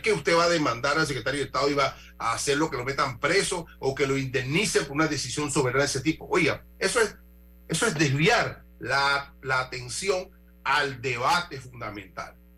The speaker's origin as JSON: {"language": "Spanish", "country": "Panama", "said": "me afecta a mí como panameño"}